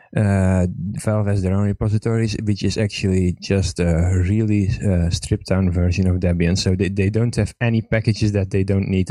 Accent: Estonia; I'm from Estonia

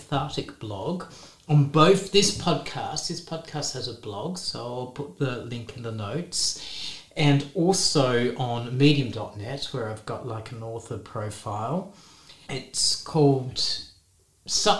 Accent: Western Australia, Australia; like most West Australians, because I'm born and bred in Western Australia

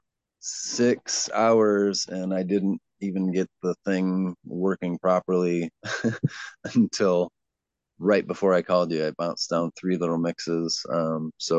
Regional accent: Ann Arbor, Michigan, United States; also born or lived in Evanston, Illinois / Chicago, Illinois; I was born in Evanston, just outside of Chicago. I moved to Ann Arbor, I guess. I was just a baby, so I was raised in Ann Arbor

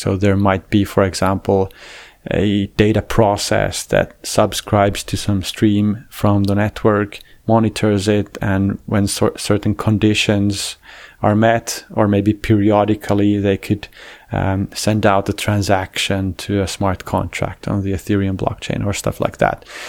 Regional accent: Finland; I'm a Finnish guy.

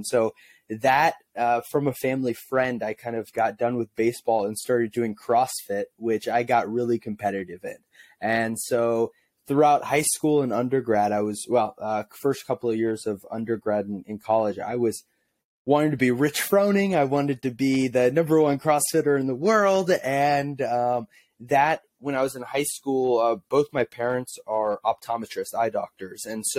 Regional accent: St. Louis, Missouri, United States; I wanted to be Albert Pujols, born and raised in St. Louis, big Cardinals fan, Albert Pujols was my hero.

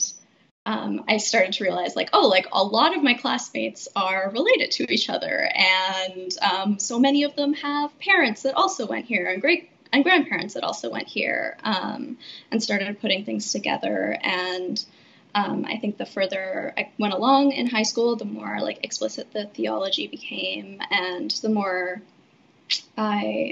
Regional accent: Regina, Saskatchewan, Canada; I grew up in Regina

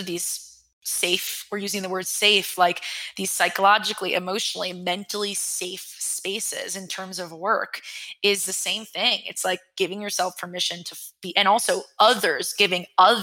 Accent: New York, United States; I'm a New Yorker and I'm raised by New Yorkers

